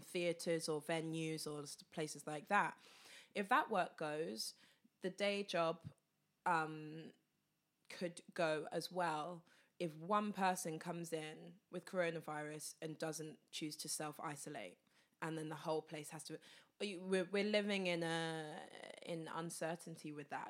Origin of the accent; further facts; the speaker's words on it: Luton, East of England, United Kingdom; my hometown, Luton